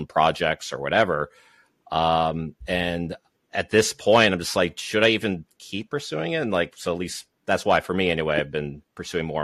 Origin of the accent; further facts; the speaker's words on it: Massachusetts, United States; I am from Massachusetts